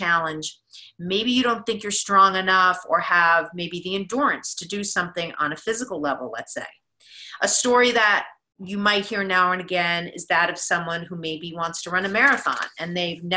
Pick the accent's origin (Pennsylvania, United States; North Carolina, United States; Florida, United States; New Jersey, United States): New Jersey, United States; now in Boston, United States; I'm from New Jersey as well